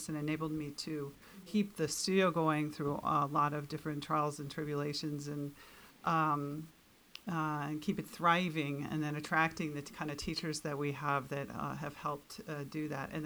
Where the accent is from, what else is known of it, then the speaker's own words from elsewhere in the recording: New York City, New York, United States; now in Camano Island, United States; I grew up in New York City in a large family